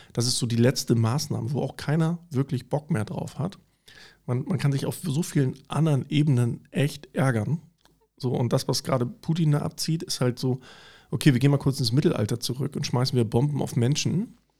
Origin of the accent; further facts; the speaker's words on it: East Germany, Germany; ich bin sogar so groß geworden im Osten tatsächlich in der kleinen Bude